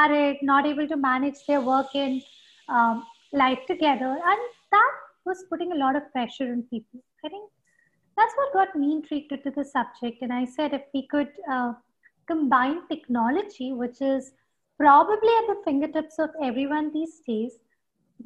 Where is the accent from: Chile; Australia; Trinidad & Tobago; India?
India; Bhopal, Madhya Pradesh; grew up in Bhopal